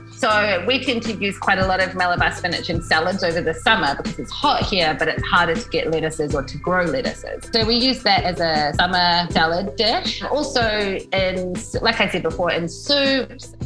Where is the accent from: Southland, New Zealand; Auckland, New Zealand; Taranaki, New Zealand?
Auckland, New Zealand; moved away as an adult; now in Taiwan; I'm originally from New Zealand, from Auckland, and I've been in Taiwan coming uh, about 12 years